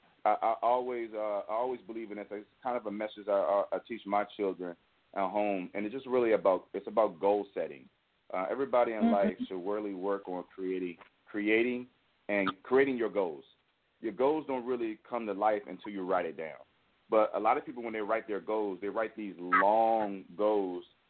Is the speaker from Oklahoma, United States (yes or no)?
no; Richmond, Virginia, United States; moved away as an adult; now in California, United States; we're from Richmond, Virginia, and we started writing in Richmond